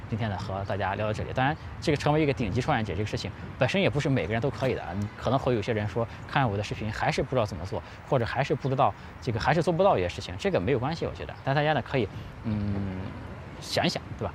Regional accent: China; 我们中国人

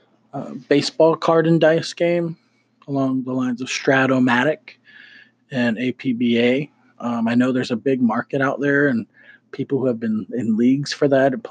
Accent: Gainesville, Florida, United States; growing up in Gainesville, Florida

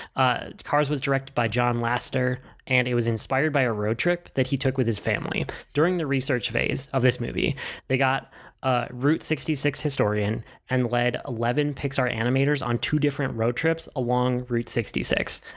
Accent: Minnesota, United States; a native Minnesotan

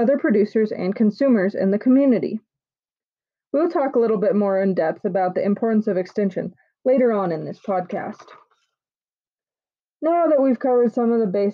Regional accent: Loveland, Colorado, United States; I grew up and live in West Loveland, Colorado

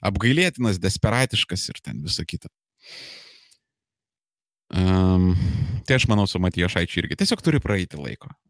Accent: Vilnius, Vilnius County, Lithuania; moved away as an adult; now in Kaunas, Lithuania; aš originaliai esu iš Vilniaus, original gangsta Žirmūnų Bahūras, rajonas reprezent. Um, porą paskutinių metų esu Kaunietis

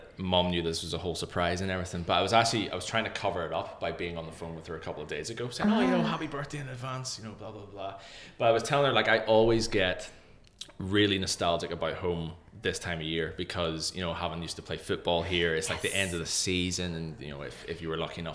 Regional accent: Northern Ireland, United Kingdom; moved away as an adult; now in New York, United States; I still am proud to be Northern Irish

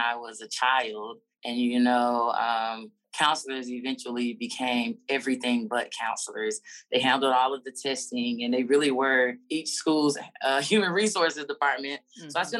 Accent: Alabama, United States; moved away; I grew up privileged and in Alabama.

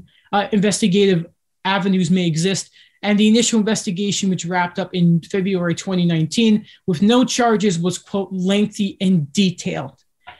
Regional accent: Canada; It's a part of almost being Canadian. You know what I mean? Like, listen, I wasn't born in this country, but I've grown up here.

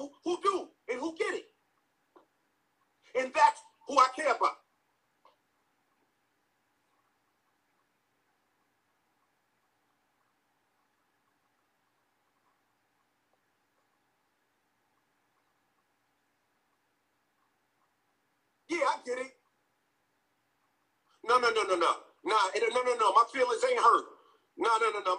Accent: New York City, New York, United States; I'm from Farmers Boulevard in Queens, New York. We don't play like that. I was born and raised in the hood.

